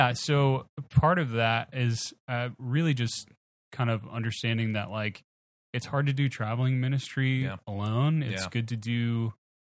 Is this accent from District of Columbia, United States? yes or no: no; Baton Rouge, Louisiana, United States; moved away as an adult; also born or lived in Houston, Texas; Baton Rouge, Louisiana.